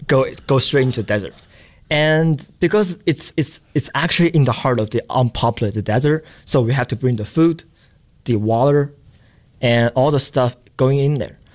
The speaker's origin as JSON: {"language": "English", "country": "China", "also_born_or_lived": "Boston", "moved": "as an adult", "said": "I'm from China"}